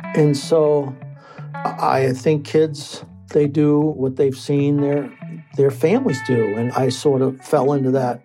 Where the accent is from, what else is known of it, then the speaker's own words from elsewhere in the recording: Lynn, Massachusetts, United States; growing up in Lynn, Massachusetts in the 70s was no picnic